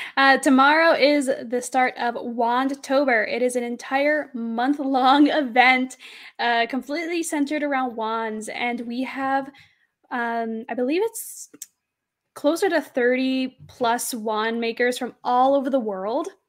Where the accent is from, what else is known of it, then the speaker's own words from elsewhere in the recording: Arizona, United States; I'm from Arizona